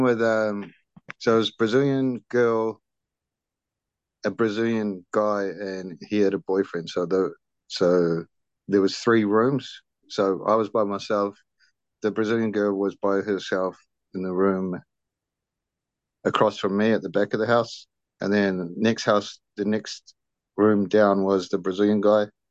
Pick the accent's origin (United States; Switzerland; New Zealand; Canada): New Zealand; also born or lived in Brisbane, Australia; so I'm Kiwi. I'm from New Zealand. I'm back in living in New Zealand, um, in Auckland